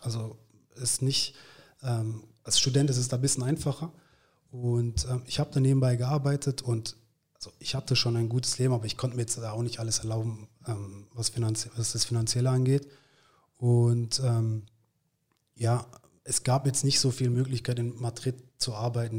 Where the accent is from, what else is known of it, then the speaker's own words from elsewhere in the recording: Gaggenau, Baden-Württemberg, Germany; moved away as an adult; also born or lived in Freiburg; now in Munich, Germany; in Gaggenau aufgewachsen, das ist ungefähr 15 Minuten von, von, von Baden-Baden